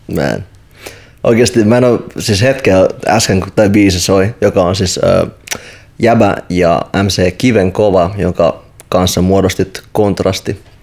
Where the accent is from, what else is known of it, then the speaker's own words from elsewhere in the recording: Helsinki, Uusimaa, Finland; mä itse kasvoin Itästadissa